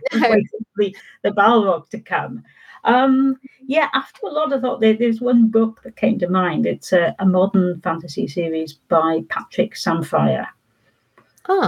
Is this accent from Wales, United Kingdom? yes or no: yes; Wales, United Kingdom; I wasn't thinking about myself being Welsh at all in those books, to be honest.